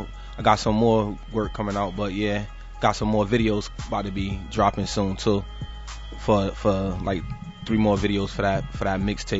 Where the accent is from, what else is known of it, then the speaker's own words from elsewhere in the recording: Hartford, Connecticut, United States; So you know, I'm from the Avenue, from Hartford though, from Hartford CT, but the Avenue, the North End.